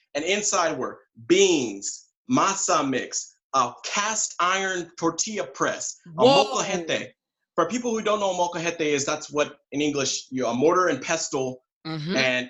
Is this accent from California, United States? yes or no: yes; San Diego, California, United States; moved away as an adult; now in South Korea; I'm from San Diego, California. Mm-hmm. I've been living and working in Korea as an English teacher for about 5 years now.